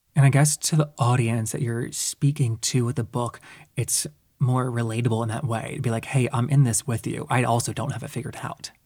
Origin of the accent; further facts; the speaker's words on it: the South, United States; I grew up in the South as well